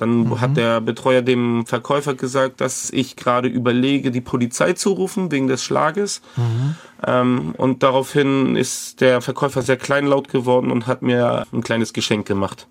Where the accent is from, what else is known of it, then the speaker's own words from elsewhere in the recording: Hamburg, Germany; ich als Jugendlicher in dem Jugendbereich einer Kirchengemeinde in Hamburg